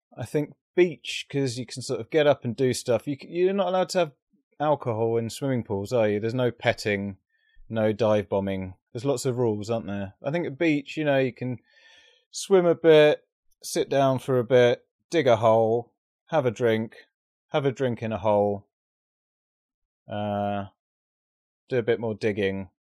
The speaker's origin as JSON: {"language": "English", "country": "United Kingdom", "said": "being British"}